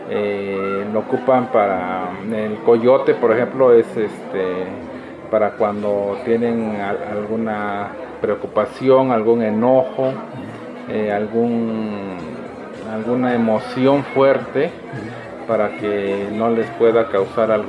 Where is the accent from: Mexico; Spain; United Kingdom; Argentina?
Mexico; Tlaxiaco, Oaxaca; De Tlajiaco, Oaxaca, de aquí.